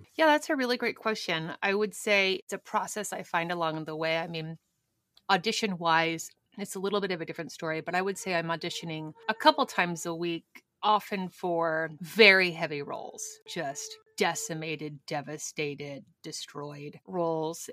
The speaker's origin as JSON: {"language": "English", "town": "Albuquerque", "region": "New Mexico", "country": "United States", "tie": "born or raised there", "moved": "yes", "said": "Better Call Saul, which shoots in my hometown"}